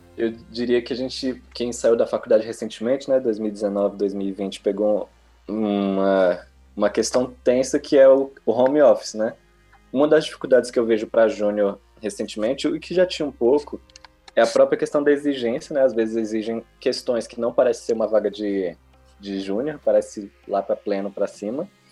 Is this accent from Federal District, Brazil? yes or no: yes; Brasília, Federal District, Brazil; eu sou do Gama aqui em Brasília, capital